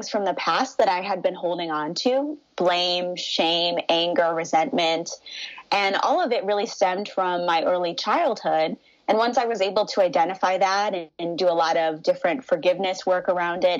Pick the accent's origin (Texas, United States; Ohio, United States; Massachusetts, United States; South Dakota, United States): Ohio, United States; Cleveland; moved away as an adult; now in Los Angeles, United States; I'm originally from Cleveland, Ohio